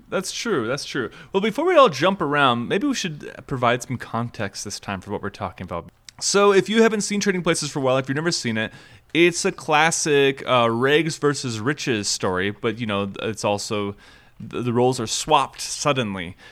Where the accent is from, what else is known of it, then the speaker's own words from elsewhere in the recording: Minnesota, United States; I grew up in Minnesota